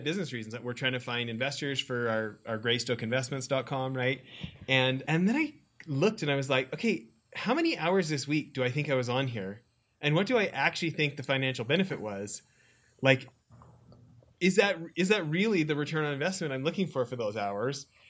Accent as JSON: {"language": "English", "region": "Alberta", "country": "Canada", "also_born_or_lived": "Orange County, California", "moved": "as an adult", "said": "i'm from alberta"}